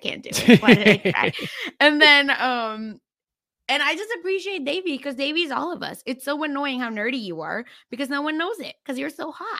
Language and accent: English; Mumbai, Maharashtra, India; like I'm from Mumbai, which is like a more cosmopolitan city